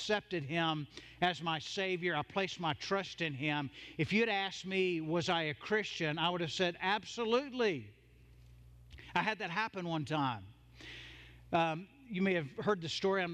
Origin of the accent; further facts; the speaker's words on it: the South, United States; I'm from the South. I grew up in a Southern Baptist church